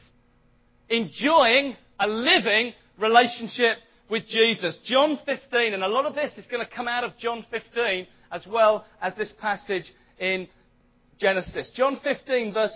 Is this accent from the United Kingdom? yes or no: yes; United Kingdom; I'm British. I know I'm British because I was born in Britain